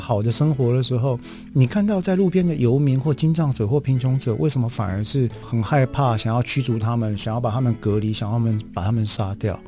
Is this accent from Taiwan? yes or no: yes; Taiwan; 我们台湾人以前，至少在我小的时候吧